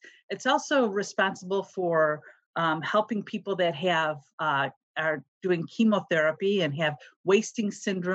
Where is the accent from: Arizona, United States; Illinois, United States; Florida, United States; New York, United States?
Illinois, United States; Chicago; moved away as an adult; now in Cincinnati, United States; I was born and raised in Chicago and lived there all my life.